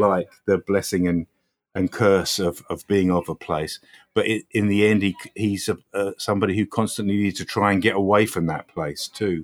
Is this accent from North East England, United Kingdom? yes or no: no; Croydon, London, United Kingdom; moved away as an adult; also born or lived in Newcastle / Coventry / Birmingham; now in London, United Kingdom; I was born in Croydon. I moved to Newcastle when I was eighteen.